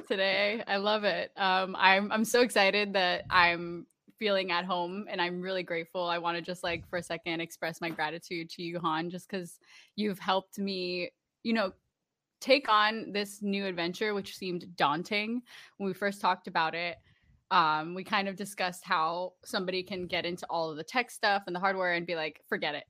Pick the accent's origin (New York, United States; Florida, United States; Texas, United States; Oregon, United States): Florida, United States; Orlando; I grew up in Orlando